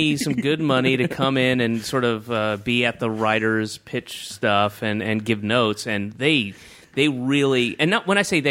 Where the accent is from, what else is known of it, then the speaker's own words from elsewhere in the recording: the South, United States; I grew up in the South, and he is the epitome of that kind of white Baptist kind of like, his voice is like this.